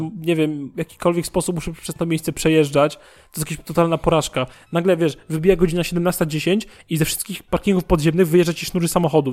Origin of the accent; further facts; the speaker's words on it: Warsaw, Masovian Voivodeship, Poland; ja mieszkam w Warszawie od urodzenia